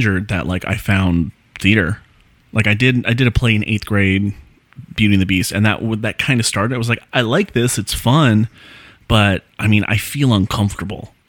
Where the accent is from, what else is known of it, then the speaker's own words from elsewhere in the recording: Palm Springs, California, United States; I grew up in Palm Springs, in and around the town